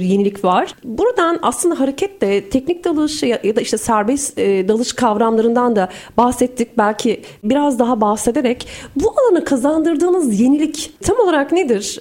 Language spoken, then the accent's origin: Turkish; Turkey; also born or lived in Iran / Azerbaijan; bir Türk olarak, bir Asya insanı olarak